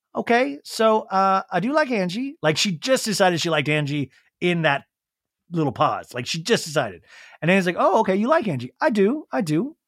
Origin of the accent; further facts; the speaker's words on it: Arizona, United States; also born or lived in Kansas; I grew up once I moved to Arizona from Kansas